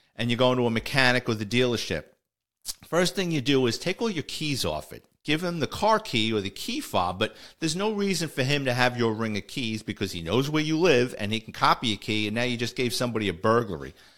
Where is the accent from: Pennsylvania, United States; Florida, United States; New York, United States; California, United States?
New York, United States; New York City; my childhood and growing up in the Bronx